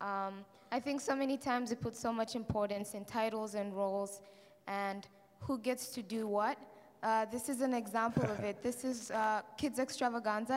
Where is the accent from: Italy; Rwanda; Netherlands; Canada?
Rwanda; also born or lived in Kigali; I'm from Rwanda, and I go to a church called Christian Life Assembly in Rwanda, in Kigali, the city. I grew up in a Christian family